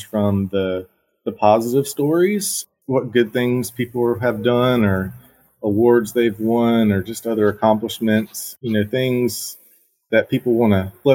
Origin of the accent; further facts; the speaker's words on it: Barnwell, South Carolina, United States; Growing up in Barnwell, it's a small community